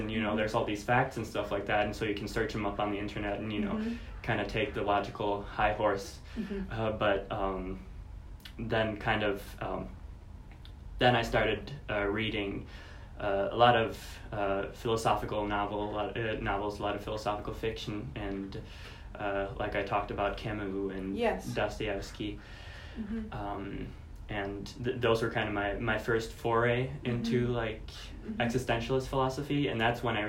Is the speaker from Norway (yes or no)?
yes; Norway; moved away; I am from Norway, and Norway is a predominantly Christian country still.